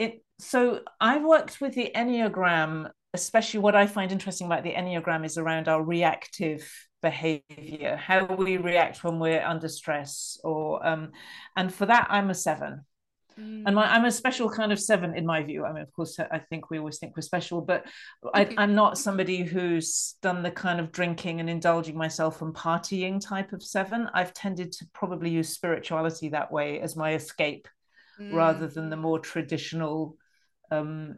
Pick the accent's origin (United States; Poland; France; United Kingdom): United Kingdom; England; accent: middle class English; I'm British, and I grew up in England.